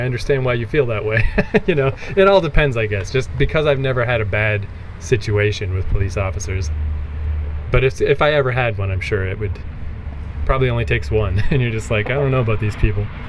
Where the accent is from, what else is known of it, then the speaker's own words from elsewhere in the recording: Fredericton, New Brunswick, Canada; I'm from Fredericton